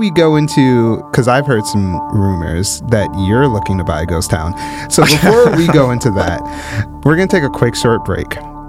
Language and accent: English; Midwest, United States; because I am from the Midwest and, you know, the Rust Belt is very close.